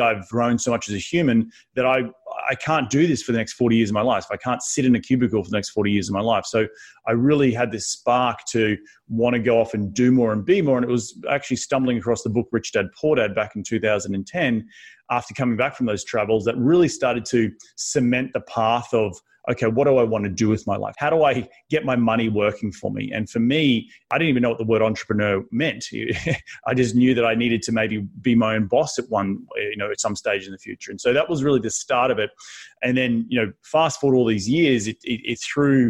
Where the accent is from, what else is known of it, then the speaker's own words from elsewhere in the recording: Sunshine Coast, Queensland, Australia; moved away as an adult; also born or lived in New York City; now in United States; growing up on the Sunshine Coast in Queensland, surfing, riding horses.